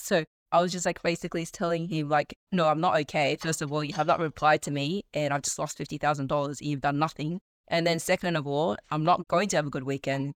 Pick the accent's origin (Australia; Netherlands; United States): Australia; Sydney, New South Wales; I'm in Sydney, born and bred in Australia. Yeah, just been in Sydney all my li-, whole life